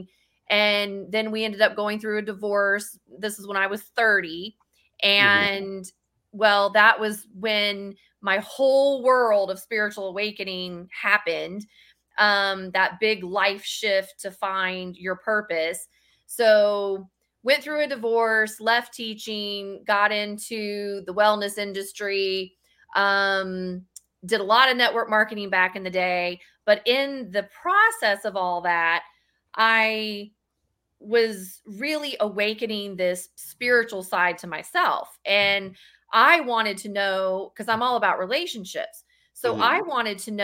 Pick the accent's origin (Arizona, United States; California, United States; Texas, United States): Texas, United States; I am from Texas